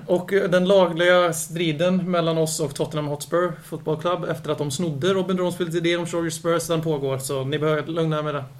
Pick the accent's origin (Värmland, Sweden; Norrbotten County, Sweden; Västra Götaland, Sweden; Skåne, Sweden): Västra Götaland, Sweden; Lidköping; Jag föddes faktiskt inte i Lidköping. Jag blev ju tvingad att bo där på 75% sen jag var fem år